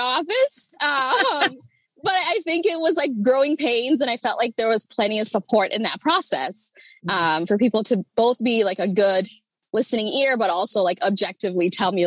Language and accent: English; Rochester, Minnesota, United States; I grew up in Rochester